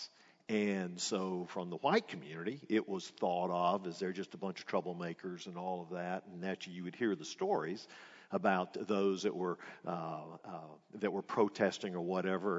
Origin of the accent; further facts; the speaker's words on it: Atlanta, Georgia, United States; growing up in Atlanta during that time, we were in an all-white neighborhood